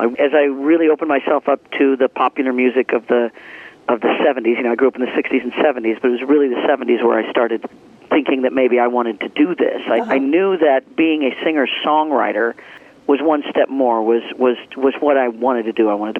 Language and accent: English; Leavenworth, Kansas, United States; I grew up in the Midwest. I mean, I grew up in Leavenworth, Kansas, right close to you guys.